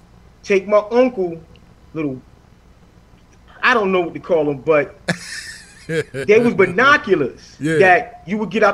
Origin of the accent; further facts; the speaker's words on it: New York City, New York, United States; because I'm living in Brownsville, and Brownsville always been Brownsville.